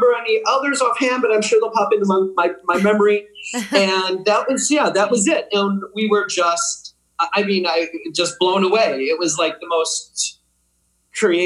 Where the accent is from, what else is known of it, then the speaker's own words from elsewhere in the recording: Madison, Wisconsin, United States; moved away as an adult; also born or lived in Washington, D.C. / New York; now in Berlin, Germany; I'm from Madison, Wisconsin. I was born there. I went to college in Madison. I went to Madison West High School